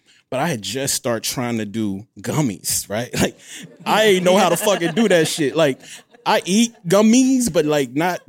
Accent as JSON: {"language": "English", "region": "Mississippi", "country": "United States", "said": "I'm from Mississippi, shit."}